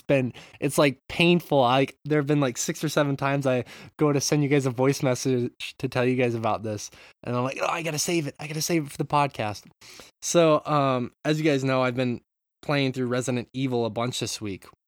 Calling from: Japan; I'm from Japan, calling in.

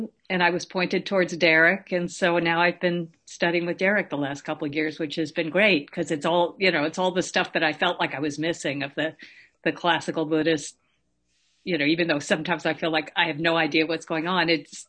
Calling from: Ridgefield, Connecticut, United States; also born or lived in New York; I'm calling from Ridgefield, Connecticut.

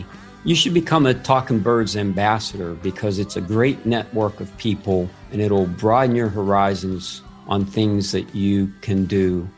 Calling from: Akron, Ohio, United States; I'm calling from Akron, Ohio.

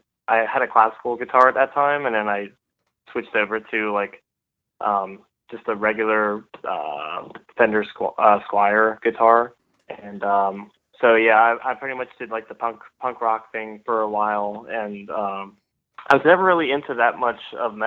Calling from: Lancaster, Pennsylvania, United States; But I am in Lancaster, Pennsylvania, so it's very close, and yeah, it's been raining all day

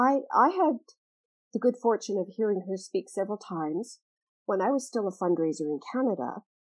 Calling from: Malta; I'm dialing in from Malta, Europe, a small country in Europe.

